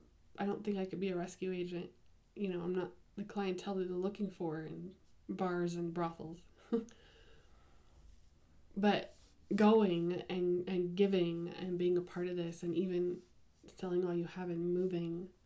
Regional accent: United States; being an American and a Westerner

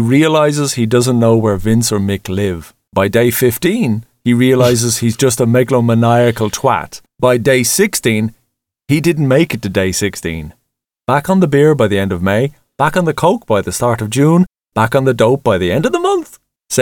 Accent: east coast of Ireland, Ireland; when we were young lads in 1987 on the train from our little village on the east coast of Ireland

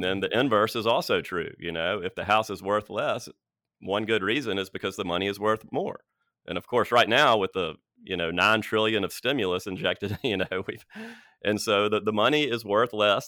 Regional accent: Birmingham, Alabama, United States; growing up in Birmingham

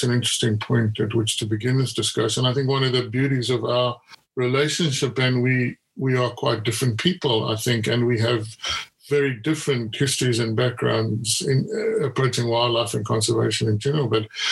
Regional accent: Zimbabwe; I'm a Zimbabwean. I grew up in Zimbabwe.

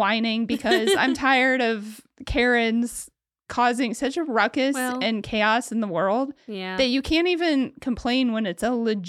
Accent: Ohio, United States; Oh, my home state.

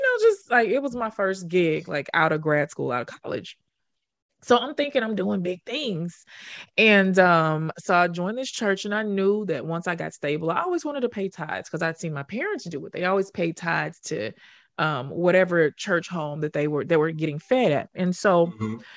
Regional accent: Memphis, Tennessee, United States; moved away as an adult; also born or lived in Harlem, New York; I already knew them from my hometown

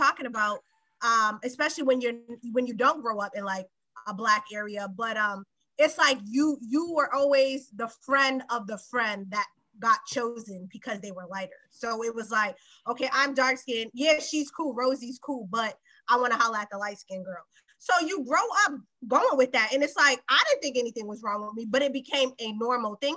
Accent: Boston, Massachusetts, United States; I was born and raised in Boston, but I don't live in Boston anymore

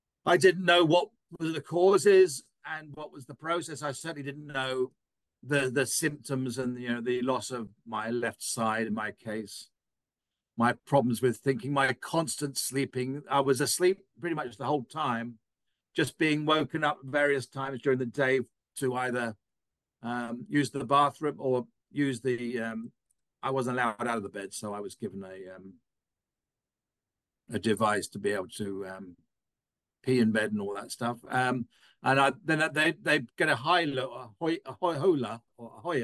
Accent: England, United Kingdom; now in United States; I'm an Englishman at birth

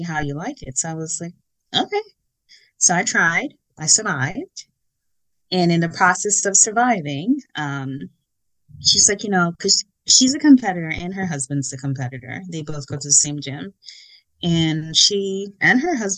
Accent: Guyana; now in United States; I am from Guyana. Been in America a long time, so have my citizenship and all that good stuff.

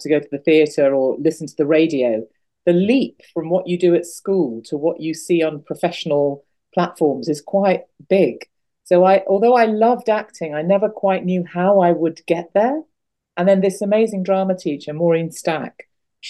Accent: Birmingham, West Midlands, United Kingdom; also born or lived in Hull; I was only in Hull for 6 months of my life. So we moved to Birmingham. I grew up in Birmingham in the Midlands.

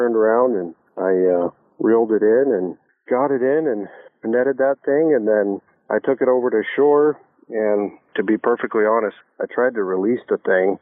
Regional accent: Spokane, Washington, United States; I grew up in Spokane, mainly Meade, just north of Spokane and Colbert.

